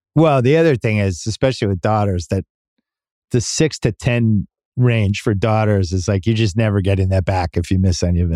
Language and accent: English; Massachusetts, United States; growing up in Massachusetts